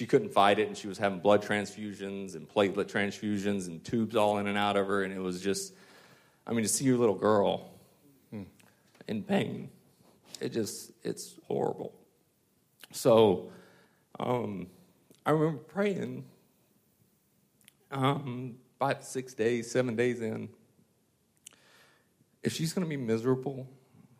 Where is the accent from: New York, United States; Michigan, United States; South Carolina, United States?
South Carolina, United States; Westminster; I grew up near Clemson in Westminster, South Carolina, right outside